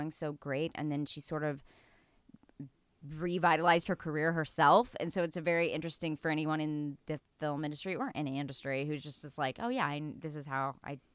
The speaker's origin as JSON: {"language": "English", "region": "East Texas", "country": "United States", "tie": "born or raised there", "moved": "yes", "said": "growing up in East Texas"}